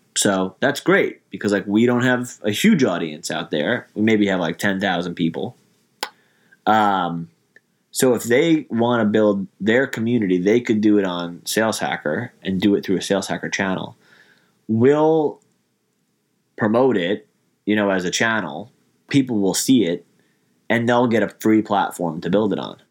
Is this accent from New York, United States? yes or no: yes; New York, United States; I grew up in New York